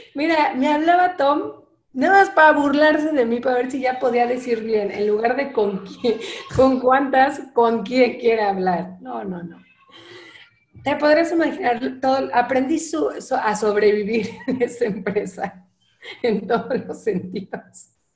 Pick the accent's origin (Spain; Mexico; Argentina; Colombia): Mexico; also born or lived in Mexico City / Lausanne, Switzerland; soy mexicana